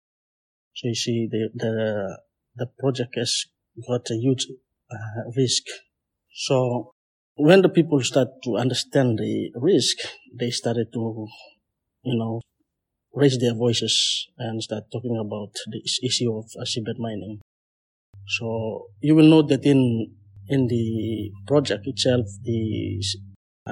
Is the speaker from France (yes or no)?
no; New Ireland, Papua New Guinea; I'm from Papua New Guinea. My island province is New Ireland.